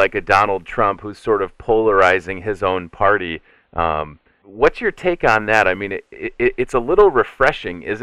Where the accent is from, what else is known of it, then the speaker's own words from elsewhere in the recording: Chicago, Illinois, United States; my hometown of Chicago